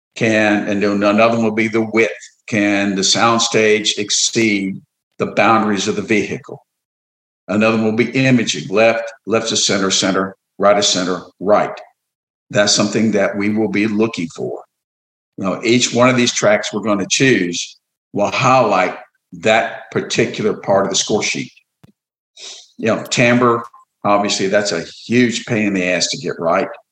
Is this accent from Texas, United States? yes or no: yes; Orange, Texas, United States; I grew up in Orange, which is like 15 miles away